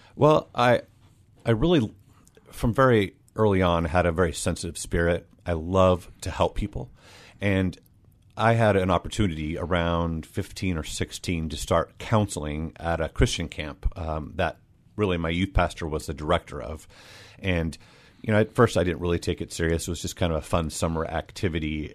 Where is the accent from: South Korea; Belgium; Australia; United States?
United States; Des Moines, Washington; I grew up, uh, in Des Moines